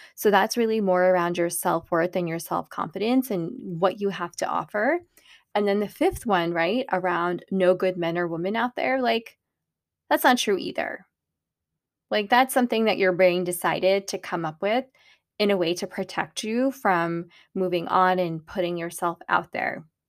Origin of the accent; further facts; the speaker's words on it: Pakistan; I'm Pakistani